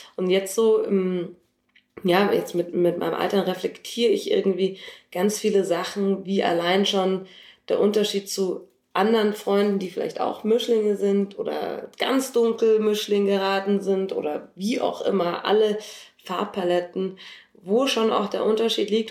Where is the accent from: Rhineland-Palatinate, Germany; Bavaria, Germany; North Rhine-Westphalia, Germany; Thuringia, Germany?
Bavaria, Germany; Munich; ich bin 33 und in München geboren